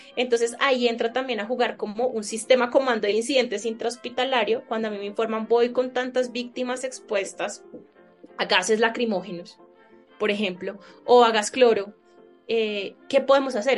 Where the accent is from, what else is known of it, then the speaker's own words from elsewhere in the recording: Colombia; yo soy médica de Colombia